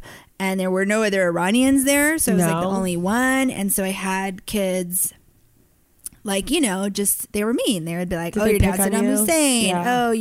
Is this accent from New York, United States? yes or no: no; Piedmont, California, United States; I grew up in Piedmont, which is inside of Oakland